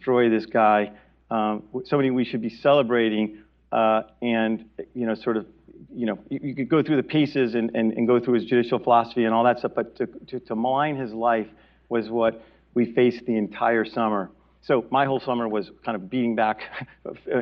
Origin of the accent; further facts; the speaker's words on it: Bridgeport, Connecticut, United States; moved away; Bridgeport, Connecticut, of all places, my hometown